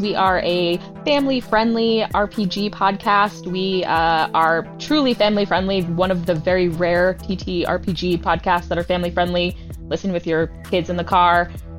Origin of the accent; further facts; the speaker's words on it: Derry, New Hampshire, United States; I'm from New Hampshire